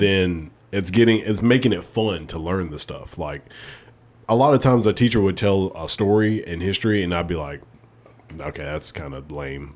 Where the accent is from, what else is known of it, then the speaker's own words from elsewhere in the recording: Alabama, United States; moved away as an adult; also born or lived in North Dakota; I'm from Alabama.